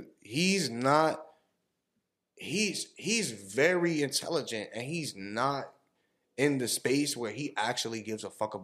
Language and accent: English; New Orleans, Louisiana, United States; Like, growing up in New Orleans, I would never, like, we don't know nothing about that, bro.